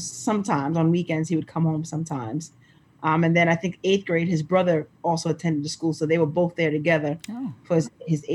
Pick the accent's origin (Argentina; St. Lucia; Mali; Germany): St. Lucia; we're from the Caribbean. We're from St. Lucia